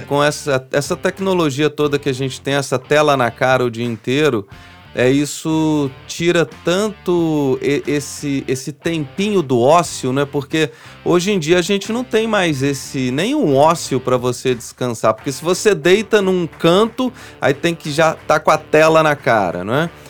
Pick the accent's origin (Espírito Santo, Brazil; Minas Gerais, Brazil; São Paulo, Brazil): Minas Gerais, Brazil; São João del-Rei; Eu sou de São João del Rei, falo de boca cheia que eu sou de lá